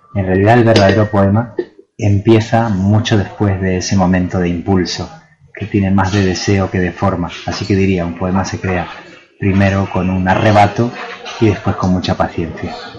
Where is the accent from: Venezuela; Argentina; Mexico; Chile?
Argentina; Buenos Aires; now in Granada, Spain; Yo pasé mi infancia en Argentina y luego sí mi vida en, Granada o Granada, como se debe decir. Pero ese primer contacto fue en Buenos Aires.